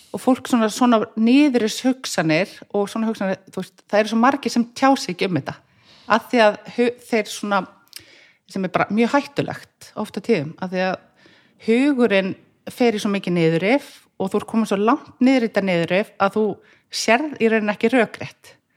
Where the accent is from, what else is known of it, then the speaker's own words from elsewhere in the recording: Reykjavík, Capital Region, Iceland; ég er fættist í Brealdinu